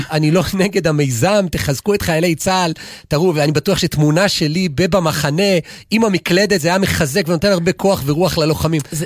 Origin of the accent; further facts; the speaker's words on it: Israel; אני גדלתי במושב